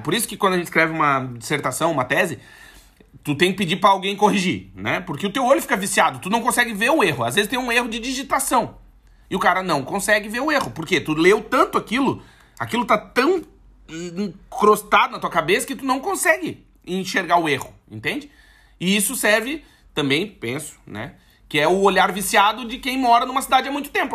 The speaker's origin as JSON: {"language": "Portuguese", "region": "South Region", "country": "Brazil", "moved": "yes", "lives_now": "Portugal", "said": "a gente é do Sul"}